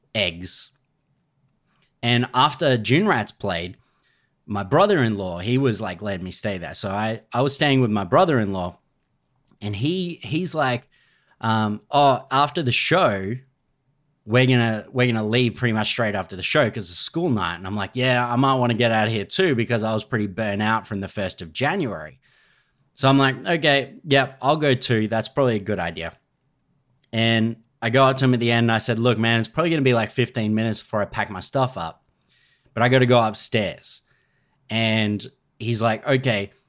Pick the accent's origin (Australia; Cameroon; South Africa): Australia; I'm Australian.